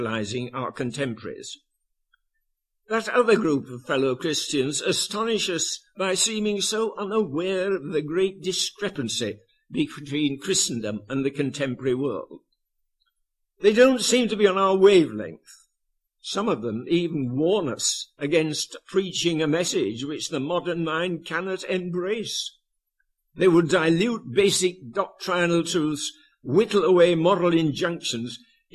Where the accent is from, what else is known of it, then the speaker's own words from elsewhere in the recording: Yorkshire and the Humber, United Kingdom; I was born and brought up in Yorkshire